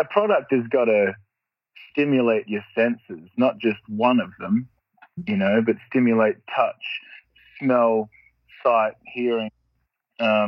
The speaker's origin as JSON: {"language": "English", "country": "Australia", "tie": "born or raised there", "said": "where I grew up in Australia is very, the roads aren't very good."}